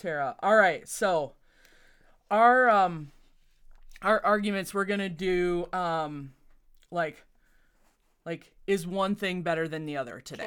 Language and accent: English; Northwest Iowa, United States; moved away; I grew up in Northwest Iowa